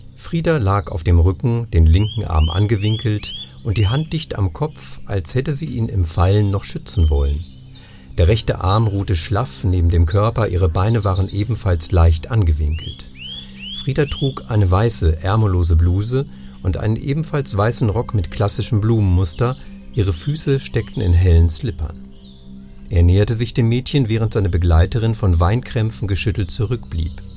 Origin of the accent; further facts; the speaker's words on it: Northern Germany, Germany; also born or lived in Franconia; now in Nuremberg, Germany; ich bin Norddeutscher, zwar seit Anfang der 90er Jahre hier, aber eben kein Franke